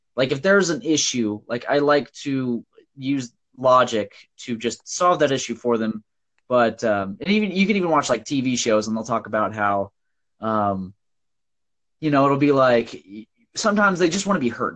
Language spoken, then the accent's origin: English; Nebraska, United States; I'm from Nebraska